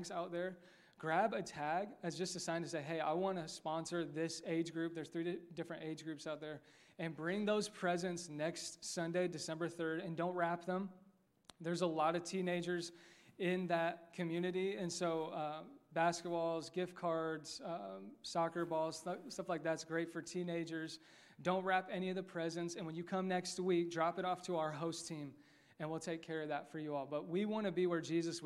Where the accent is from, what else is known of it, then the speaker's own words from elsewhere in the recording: Westfield, Indiana, United States; Westfield's my hometown